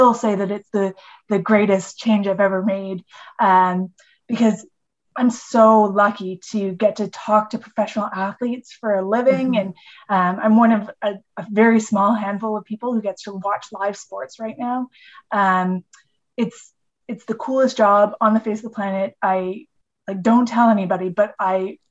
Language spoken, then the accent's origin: English; Edmonton, Alberta, Canada; I grew up in Edmonton and my mom had season tickets to the Edmonton football team